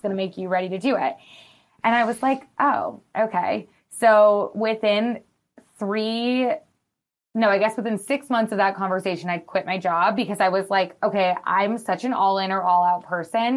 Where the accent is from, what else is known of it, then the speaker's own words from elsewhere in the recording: Madison, Wisconsin, United States; now in Los Angeles, United States; I'm from Wisconsin, from Madison, which is, like, a college town